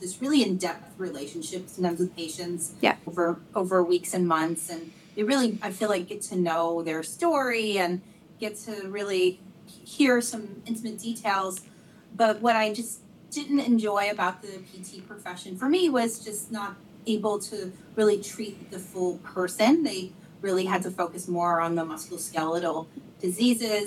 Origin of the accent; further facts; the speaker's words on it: North Carolina, United States; moved away as an adult; now in California, United States; I come from North Carolina originally